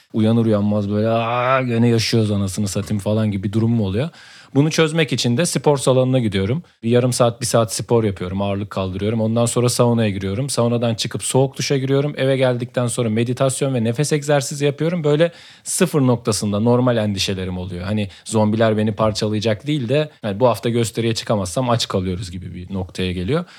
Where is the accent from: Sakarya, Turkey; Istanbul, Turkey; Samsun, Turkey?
Samsun, Turkey; bir Samsunlu olarak